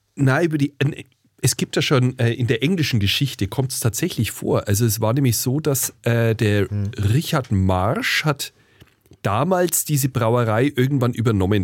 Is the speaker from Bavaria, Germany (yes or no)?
yes; Franconia, Bavaria, Germany; accent: Franconian; ich als Franke